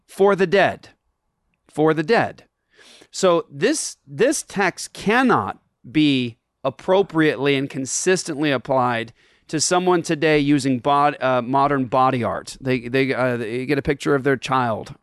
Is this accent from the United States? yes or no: no; Japan; moved away; I grew up in Japan